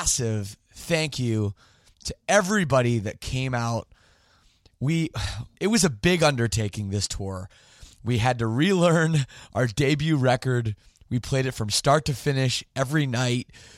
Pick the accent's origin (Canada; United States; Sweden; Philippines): Canada; I'm Canadian